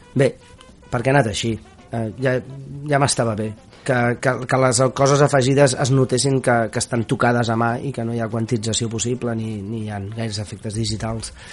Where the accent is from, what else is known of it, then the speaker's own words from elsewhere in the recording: Barcelona, Catalonia, Spain; jo sóc de Sants